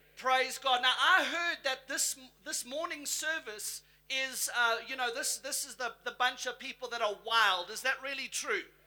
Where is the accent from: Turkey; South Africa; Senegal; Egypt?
South Africa; now in United States; I'm South African by birth. I've got my US citizenship. So in America, I tell them, look, I come from the motherland. I'm from South Africa